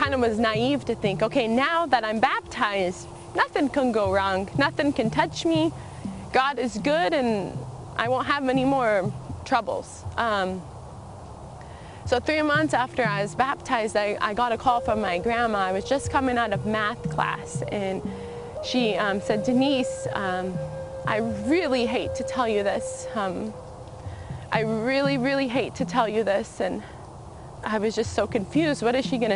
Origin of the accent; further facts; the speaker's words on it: Colville Indian Reservation, Washington, United States; I grew up on the Colville Indian Reservation